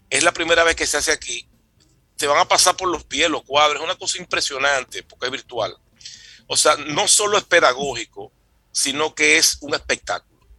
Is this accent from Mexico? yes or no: no; San Juan de la Maguana, San Juan, Dominican Republic